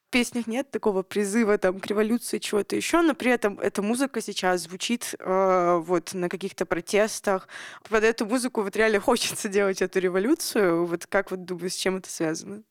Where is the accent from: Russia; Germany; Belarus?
Russia; Nizhny Tagil, Sverdlovsk Oblast; Я тоже из Нижнего Тагила